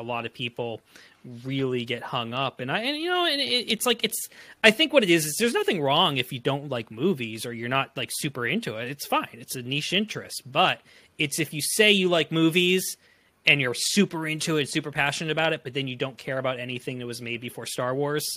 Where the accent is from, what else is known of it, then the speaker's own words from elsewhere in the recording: Framingham, Massachusetts, United States; I am from Framingham, Massachusetts